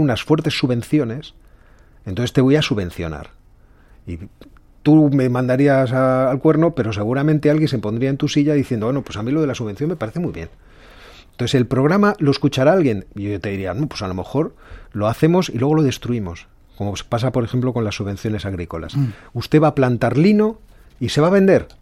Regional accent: Spain

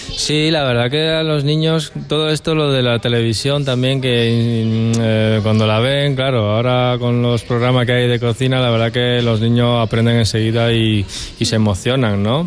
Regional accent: Italy; moved away as an adult; also born or lived in Basque Country; now in Madrid, Spain; soy de origen italiana, ¿vale? Eh, y nada, he empezado a estudiar mi, mi escuela en Italia

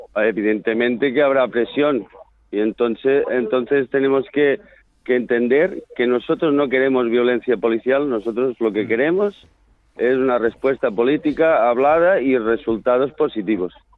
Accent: Catalonia, Spain

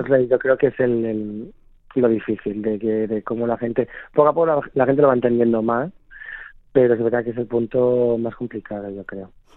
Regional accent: Zamora, Castile and León, Spain; moved away as an adult; now in Madrid, Spain; Soy zamorano

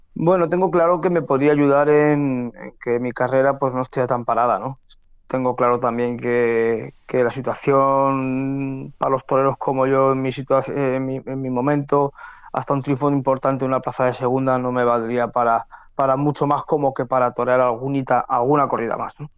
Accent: Castellón, Valencian Community, Spain; torear en mi tierra

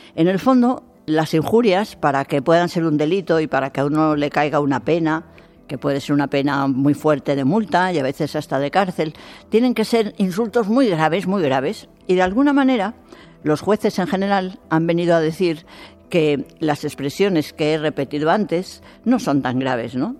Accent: Spain; esta sociedad nuestra española

